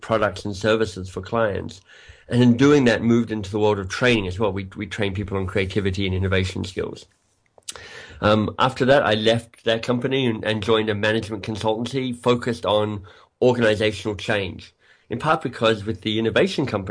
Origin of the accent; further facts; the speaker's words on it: Australia; moved away as an adult; also born or lived in England; now in Toronto, Canada; I'm Australian by birth. You might be able to hear that in my accent